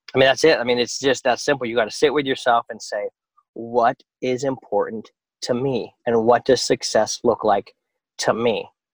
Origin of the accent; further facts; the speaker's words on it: United States; as an American